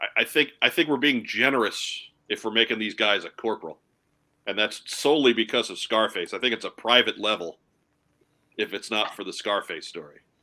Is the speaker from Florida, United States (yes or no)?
no; Long Island, New York, United States; growing up on Long Island